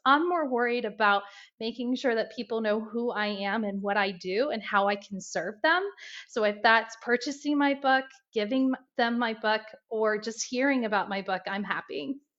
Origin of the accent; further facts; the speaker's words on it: Indiana, United States; now in Ohio, United States; I'm from Indiana, and um, I always tell everyone that I'm a Hoosier that's in the Buckeye State. I'm a proud Hoosier.